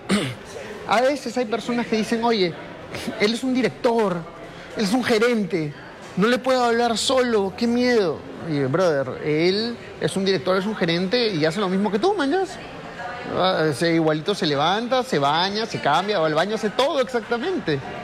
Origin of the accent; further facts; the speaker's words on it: Peru; solo en mi país, mira, en Perú